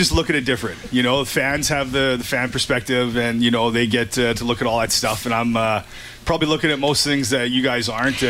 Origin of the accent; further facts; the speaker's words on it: Edmonton, Alberta, Canada; it's kind of cool to see my hometown host the Grey Cup.